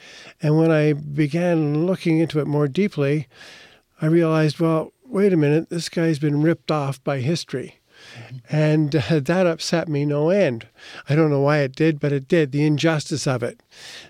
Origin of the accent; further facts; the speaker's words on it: Montreal, Quebec, Canada; also born or lived in Calgary; now in Toronto, Canada; So I returned back east here to Toronto. I'm originally from Montreal, but came to Toronto